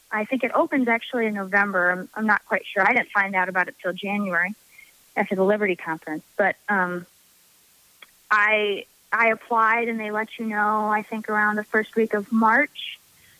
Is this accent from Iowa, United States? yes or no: no; Normal, Illinois, United States; I enjoy staying in my hometown.